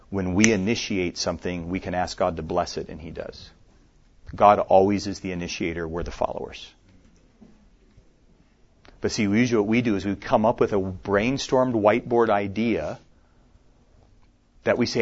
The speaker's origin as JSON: {"language": "English", "region": "Minnesota", "country": "United States", "tie": "born or raised there", "moved": "yes", "said": "I was just in my home state of Minnesota a few weeks ago where I grew up. I live here, but that's where I grew up."}